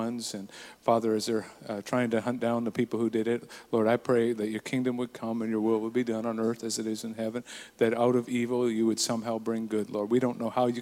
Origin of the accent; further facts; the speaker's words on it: Burton, British Columbia, Canada; I grew up in a small town in BC, in the interior. I usually say Nakusp, but actually it was in a place even smaller than that, just outside of Nakusp, called Burton